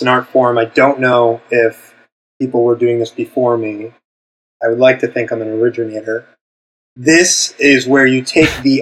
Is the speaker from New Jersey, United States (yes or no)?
no; Windham, New Hampshire, United States; moved away as an adult; also born or lived in Londonderry, New Hampshire; now in New York, United States; I grew up in Windham, New Hampshire